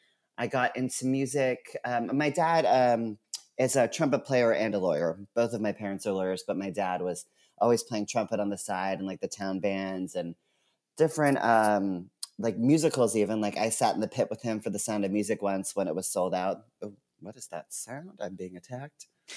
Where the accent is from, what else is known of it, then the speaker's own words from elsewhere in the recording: Townsend, Massachusetts, United States; I grew up in Townsend, Massachusetts, which is the middle of nowhere, Townsend.